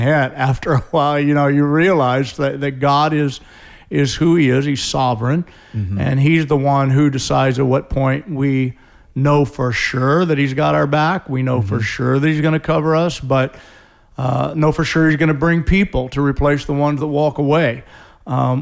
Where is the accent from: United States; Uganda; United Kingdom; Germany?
United States; St. Louis, Missouri; moved away as an adult; now in Tacoma, United States; Came from St. Louis. I grew up in St. Louis, Missouri.